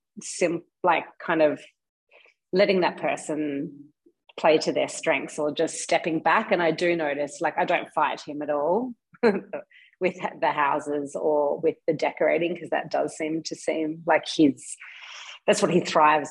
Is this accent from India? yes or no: no; Sydney, New South Wales, Australia; moved away as an adult; now in Chattanooga, United States; I'm from Bondi Beach, Sydney, Australia.